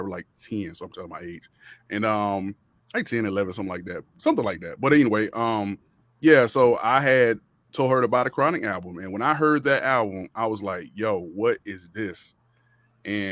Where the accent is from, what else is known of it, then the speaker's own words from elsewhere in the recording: Miami, Florida, United States; also born or lived in Rock Hill, South Carolina / Charlotte, North Carolina; now in Atlanta, United States; I'm from Miami, Florida originally, but I live out here in Atlanta